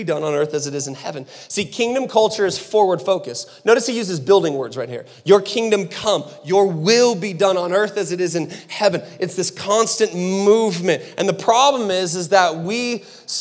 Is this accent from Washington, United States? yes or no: yes; Seattle, Washington, United States; also born or lived in Phoenix, Arizona; now in Utah, United States; We're from Seattle, like originally from Seattle. We were in Phoenix, so we've had culture around us our entire life.